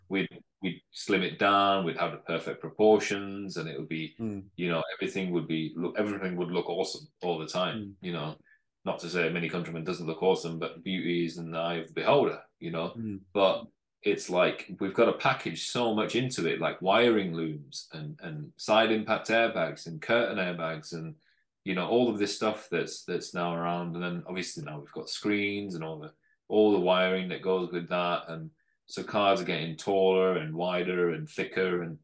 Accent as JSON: {"language": "English", "region": "North West England", "country": "United Kingdom", "said": "originally I'm from from the north of England, so mm. northwest"}